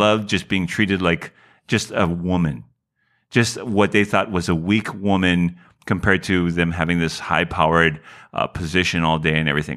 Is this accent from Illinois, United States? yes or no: no; Honolulu, Hawaii, United States; moved away as an adult; now in Los Angeles, United States; when I was growing up in Hawaii